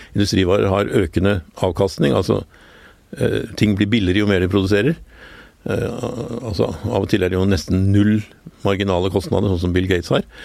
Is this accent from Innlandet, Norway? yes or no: no; Oslo, Norway; jeg vokste opp på Skillebekk, nederst i Gabels gate